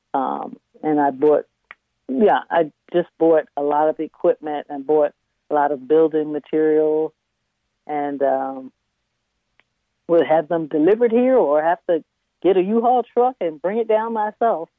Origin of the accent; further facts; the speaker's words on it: Washington, District of Columbia, United States; also born or lived in Richmond, Virginia / Maryland; now in Reedville, United States; when I was about four or five, we relocated to the Washington metropolitan area, and that's where I grew up. I, I went to school, public schools in Washington D.C.